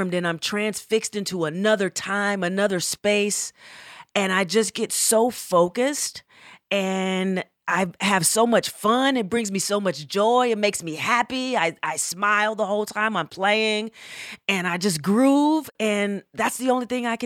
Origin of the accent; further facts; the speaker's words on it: Atlanta, Georgia, United States; moved away as an adult; also born or lived in Berkeley, California; I am from Atlanta, Georgia